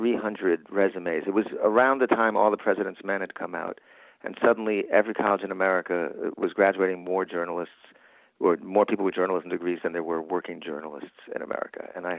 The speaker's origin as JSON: {"language": "English", "region": "New York", "country": "United States", "said": "And I thought, but I'm from New York."}